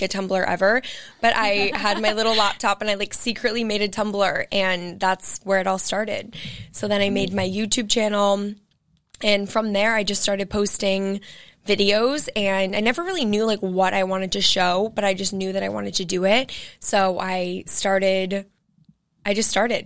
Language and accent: English; Cape Cod, Massachusetts, United States; now in Boston, United States; I am born and raised in Massachusetts. I'm from Cape Cod